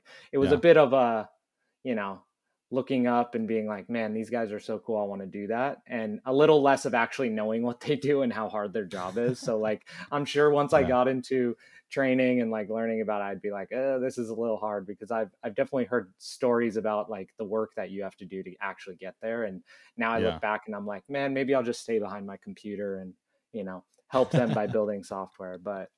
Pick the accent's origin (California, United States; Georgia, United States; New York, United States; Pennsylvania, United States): California, United States; San Diego; I think just because of growing up in San Diego